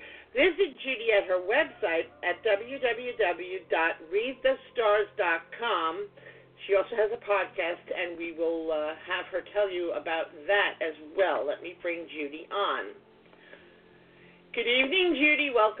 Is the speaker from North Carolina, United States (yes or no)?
no; New York City, New York, United States; now in Westbury, United States; I was born in Brooklyn, and I grew up in New York, and I worked in Manhattan for 25 years or more, and then we moved to the suburbs. I'm out here on Long Island in Nassau County in Westbury.